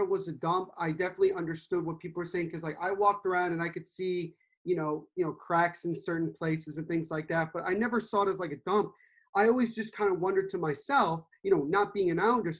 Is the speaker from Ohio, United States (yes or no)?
no; Central New Jersey, United States; I'm from Central New Jersey